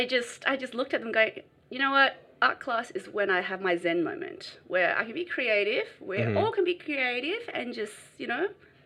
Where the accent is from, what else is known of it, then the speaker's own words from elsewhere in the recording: Australia; growing up in Australia, you know, there's school bullies everywhere.